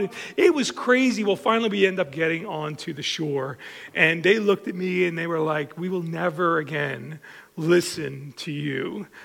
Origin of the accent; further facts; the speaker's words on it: Long Island, New York, United States; I grew up on Long Island and been there my whole life